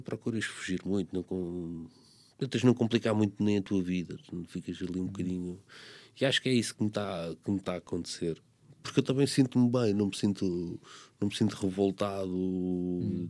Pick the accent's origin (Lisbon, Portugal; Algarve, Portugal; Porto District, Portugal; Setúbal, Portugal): Setúbal, Portugal; Corroios; eu nasci em Correios